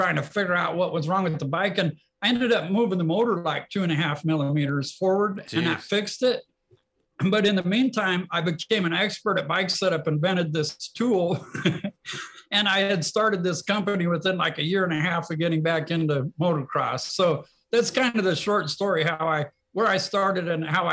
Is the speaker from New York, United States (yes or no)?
no; Flagstaff, Arizona, United States; moved away; also born or lived in Pacific Northwest; And I grew up in Flagstaff, Arizona, and racing dirt bikes.